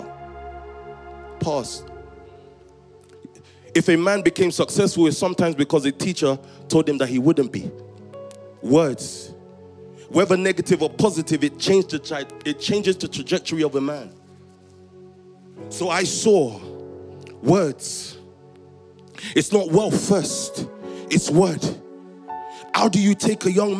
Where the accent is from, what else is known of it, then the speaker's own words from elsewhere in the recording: Croydon or Stockwell, London, United Kingdom; growing up in Croydon or Stockwell, moving between Croydon and Stockwell